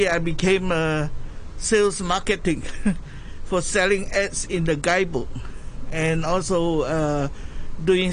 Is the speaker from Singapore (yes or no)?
yes; Singapore; moved away as an adult; now in Hong Kong; the original place that I come from is from Singapore. Educated and born there